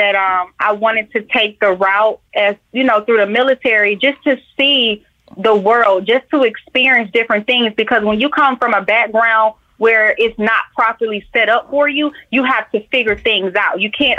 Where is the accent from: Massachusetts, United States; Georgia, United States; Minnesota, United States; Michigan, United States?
Georgia, United States; Atlanta; Georgia bred and born. I am from Atlanta, born in Georgia Baptist.